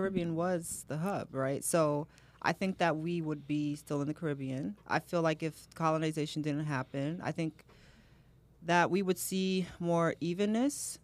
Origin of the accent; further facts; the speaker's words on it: United States; I'm American, I was born here